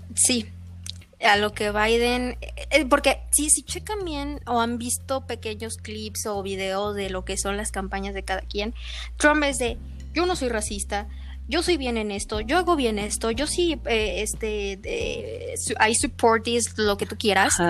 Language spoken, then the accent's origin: Spanish; Mexico; nosotros que somos aquí latinoamericanos, que somos en este caso eh, la mayoría mexicanos, mexicanos